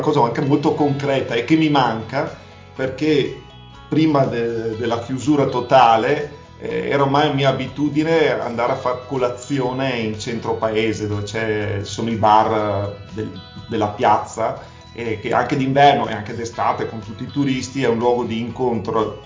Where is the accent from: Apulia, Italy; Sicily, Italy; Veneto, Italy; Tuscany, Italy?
Veneto, Italy; Verona; moved away as an adult; now in Moniga del Garda, Italy; Io sono veronese, veneto